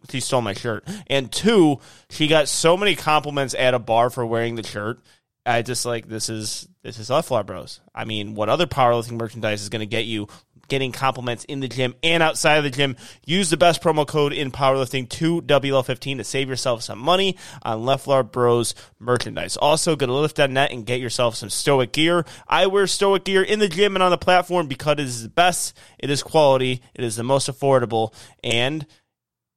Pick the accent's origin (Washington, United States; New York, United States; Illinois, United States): Illinois, United States; now in Houston, United States; I'm from Houston, or I live in Houston. I'm from Illinois